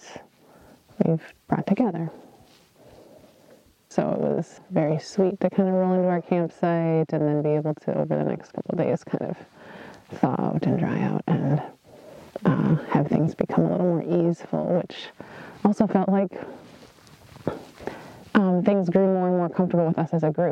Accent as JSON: {"language": "English", "town": "Grand Marais", "region": "Minnesota", "country": "United States", "said": "I'm from Grand Marais, Minnesota"}